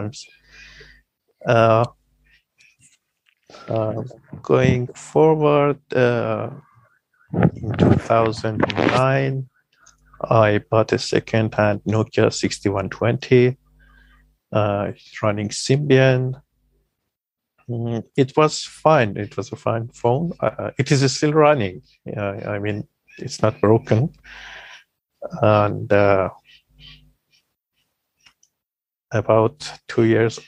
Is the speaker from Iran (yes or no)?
yes; Iran; I am … from Iran